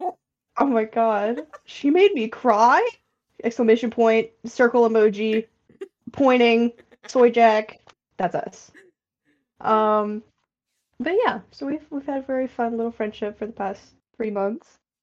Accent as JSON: {"language": "English", "region": "North Carolina", "country": "United States", "said": "I'm from the South, as Reed just outed me. Not the Deep South, so don't worry. Um, but the South, North Carolina"}